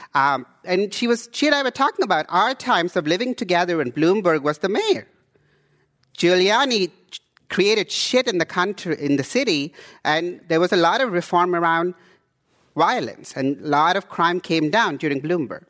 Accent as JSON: {"language": "English", "country": "India", "also_born_or_lived": "Houston, Texas / Canada / East Oakland, California", "moved": "yes", "lives_now": "Oakland, United States", "said": "I come from India"}